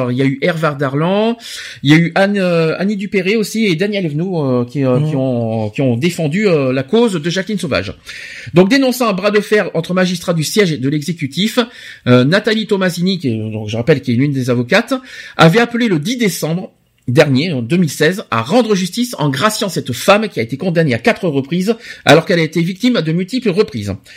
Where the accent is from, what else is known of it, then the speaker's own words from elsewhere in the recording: France; chez nous en France